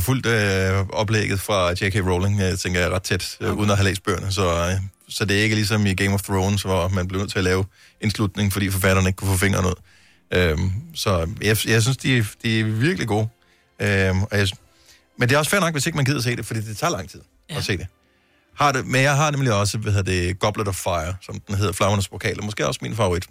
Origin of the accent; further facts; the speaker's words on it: Bramming, Southern Denmark, Denmark; Fra Bramming. Det er jo, øh, min, den by, jeg boede i, da jeg blev født